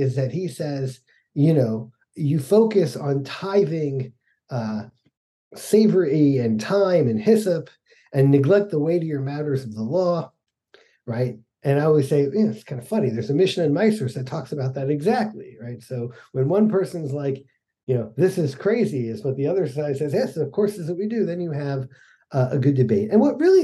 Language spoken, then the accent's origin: English; Atlanta, Georgia, United States; moved away; also born or lived in Utah; I grew up in Atlanta in the 70s as a kid